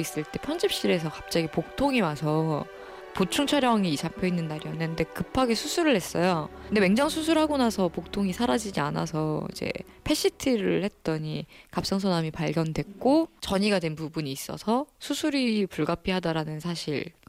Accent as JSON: {"language": "Korean", "region": "Ulsan", "country": "South Korea", "tie": "born or raised there", "moved": "yes", "lives_now": "Seoul, South Korea", "said": "제 울산에 조그마한 중학교 1회 졸업생이거든요."}